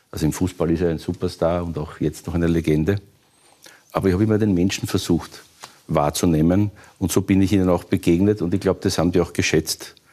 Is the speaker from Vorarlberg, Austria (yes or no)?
no; Vienna, Austria; Also ich hab, bin aufgewachsen in Wien, in den 60ern bin ich geboren, in den 70ern habe ich das alles noch gesehen.